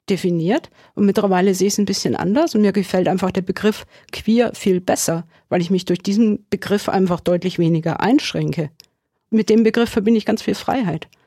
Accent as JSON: {"language": "German", "region": "Bavaria", "country": "Germany", "tie": "born or raised there", "said": "weil im August findet ein CSD sowohl in Amberg als auch in Sulzbach-Rosenberg statt, also in meiner alten Heimat."}